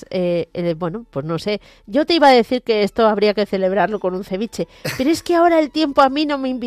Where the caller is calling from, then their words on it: Valencia, Valencian Community, Spain; Hola Mónica … de Valencia.